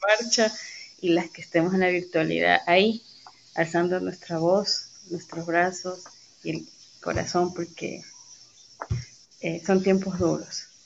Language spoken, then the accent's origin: Spanish; Guayaquil, Guayas, Ecuador; now in Riobamba, Ecuador; soy guayaquileña en nacimiento, pero vivo muchos años en Riobamba